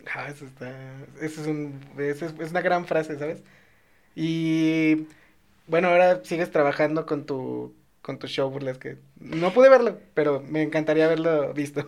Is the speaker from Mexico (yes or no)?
yes; León, Guanajuato, Mexico; yo soy de León